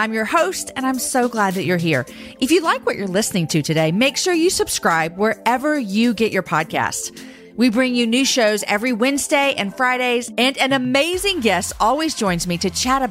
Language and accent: English; the South, United States; I'm from the South. So you need to say yes, ma'am and no, ma'am